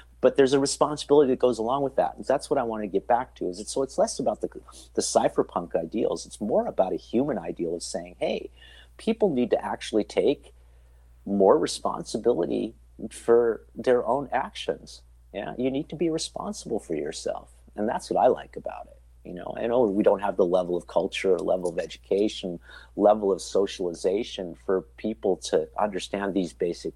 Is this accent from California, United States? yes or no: yes; California, United States; also born or lived in Istanbul; now in Austria; I was born in 63, and how it is that we were raised in California.